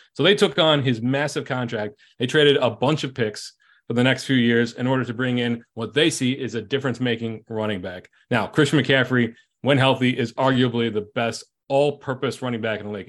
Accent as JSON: {"language": "English", "town": "Chicago", "region": "Illinois", "country": "United States", "tie": "born or raised there", "said": "my hometown, the Chicago Bears"}